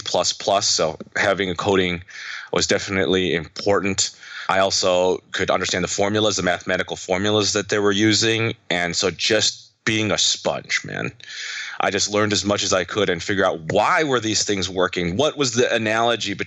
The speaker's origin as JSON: {"language": "English", "country": "United States", "said": "I'm Chinese American"}